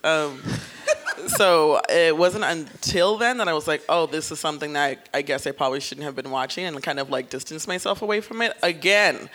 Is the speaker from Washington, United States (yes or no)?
no; New York City, New York, United States; I'm from the Bronx